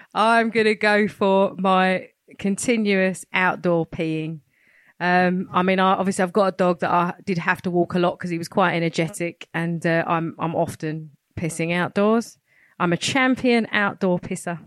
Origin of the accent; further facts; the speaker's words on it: London, United Kingdom; now in Hertfordshire, United Kingdom; I'm originally from Hackney, Clapton Massive